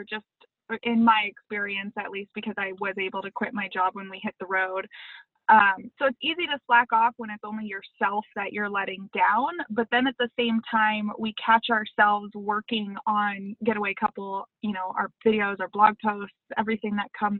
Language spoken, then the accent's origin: English; Los Angeles, California, United States; moved away as an adult; also born or lived in San Diego / Simi Valley; I grew up in the Sunland area, and then I moved. I went to a private school there, and then I moved to Simi Valley for high school